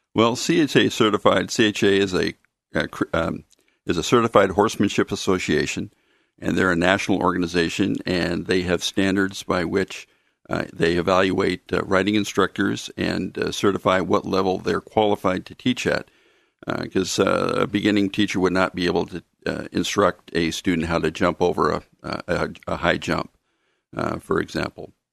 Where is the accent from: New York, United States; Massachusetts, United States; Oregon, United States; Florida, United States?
Oregon, United States; Mount Angel; also born or lived in Silverton, Oregon / Corvallis, Oregon; grew up in, uh, the city of Mount Angel.